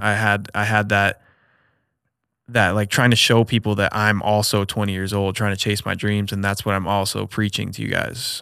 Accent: Omaha, Nebraska, United States; also born or lived in Ames, Iowa; back home, born and raised in Omaha, so I'm back home right now

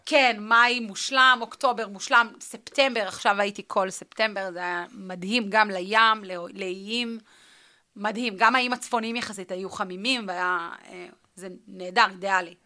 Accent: Northern District, Israel; also born or lived in Athens, Greece; אני מהצפון

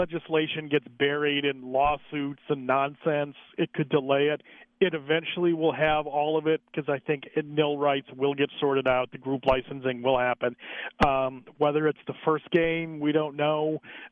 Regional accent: Ohio, United States; moved away as an adult; now in Michigan, United States; I've been here 21 years, but I am a hardcore through and through Ohio State guy. Ooh. I'm from Ohio

